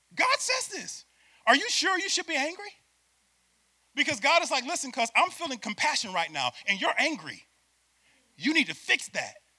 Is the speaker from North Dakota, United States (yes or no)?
no; Syracuse, New York, United States; moved away as an adult; now in Florida, United States; I'm from Syracuse, New York, and I'm a city boy